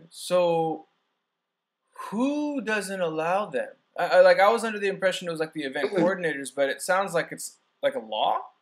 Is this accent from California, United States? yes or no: yes; San Diego, California, United States; moved away; I'm from San Diego